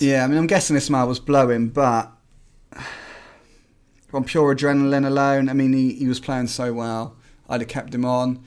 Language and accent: English; Swindon, South West England, United Kingdom; now in Midlands, United Kingdom; we're from Swindon.